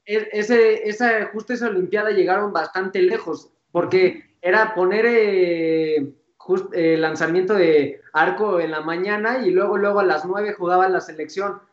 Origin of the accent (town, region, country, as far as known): Mexico